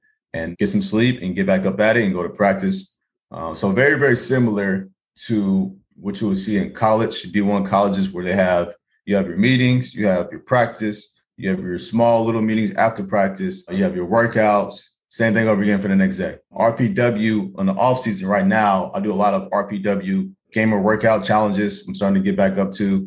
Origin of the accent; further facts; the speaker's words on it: Oklahoma City, Oklahoma, United States; moved away as an adult; also born or lived in California; now in Boston, United States; So I'm born and raised in Oklahoma City. Oklahoma City.